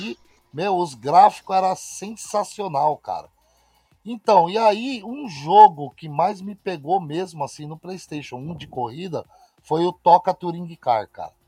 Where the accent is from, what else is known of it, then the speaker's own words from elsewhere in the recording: Osasco, São Paulo, Brazil; also born or lived in Itapetininga; now in Granja Viana, Brazil; Sou, minha cidade natal é Osasco. Sou, nasci em ah, Osasco